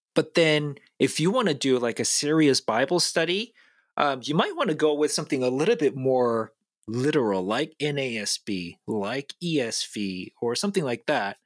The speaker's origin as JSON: {"language": "English", "country": "South Korea", "tie": "born or raised there", "moved": "yes", "said": "I'm an immigrant, I was born and raised in South Korea"}